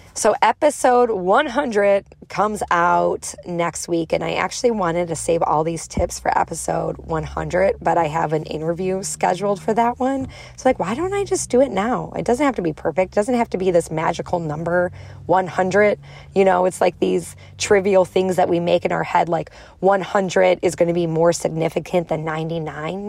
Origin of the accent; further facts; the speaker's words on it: Chicago, Illinois, United States; I'm from Chicago, I have a strong accent